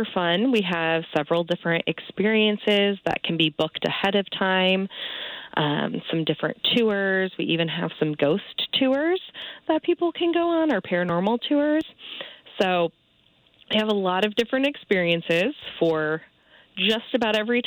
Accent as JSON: {"language": "English", "region": "Michigan", "country": "United States", "moved": "yes", "lives_now": "Waco, United States", "said": "And I'm from Michigan originally"}